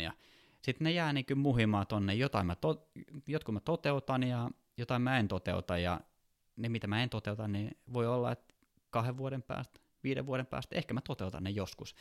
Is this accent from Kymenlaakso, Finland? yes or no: yes; Kouvola, Kymenlaakso, Finland; also born or lived in Lauttasaari, Helsinki; now in Helsinki, Finland; mä oon syntyperäinen kouvolalainen